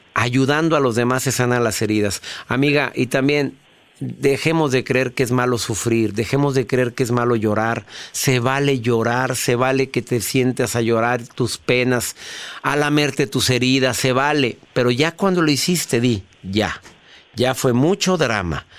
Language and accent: Spanish; Mexico; en mi país, en la República Mexicana